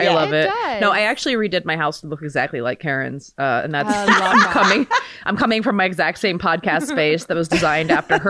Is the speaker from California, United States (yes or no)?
no; Baltimore, Maryland, United States; I'm from Baltimore.